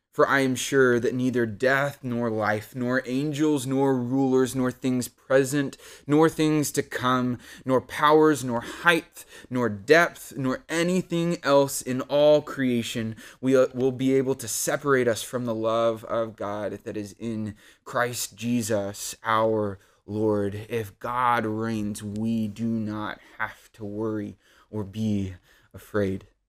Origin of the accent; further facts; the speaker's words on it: Odessa, Texas, United States; I grew up in Odessa, Texas